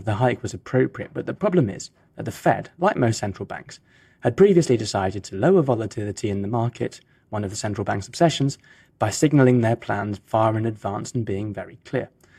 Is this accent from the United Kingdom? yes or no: yes; United Kingdom; now in Geneva, Switzerland; my home country